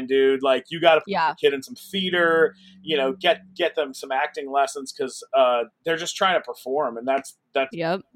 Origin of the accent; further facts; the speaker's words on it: San Diego, California, United States; I grew up in San Diego.